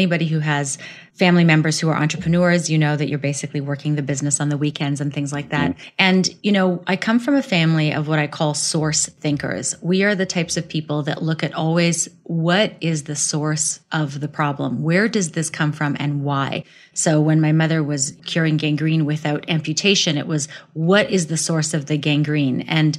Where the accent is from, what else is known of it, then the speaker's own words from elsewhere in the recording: Russia; English is a second language; moved away; Actually, I came from Russia in 1980 with my family. So I'm Russian origin. You wouldn't know because I've completely erased my accent. So now I'm a global citizen.